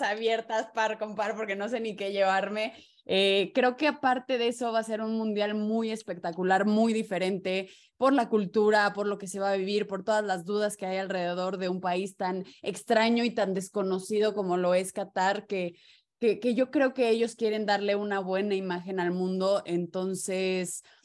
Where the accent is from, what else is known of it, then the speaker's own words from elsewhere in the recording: Mexico; como buenos mexicanos somos unos contreras